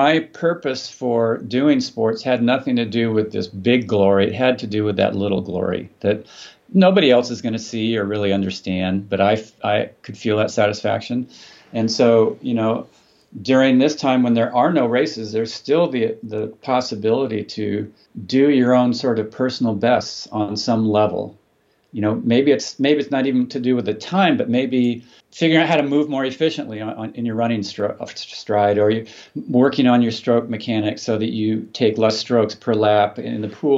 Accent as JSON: {"language": "English", "town": "Palo Alto", "region": "California", "country": "United States", "tie": "born or raised there", "said": "where I was growing up in Palo Alto, California"}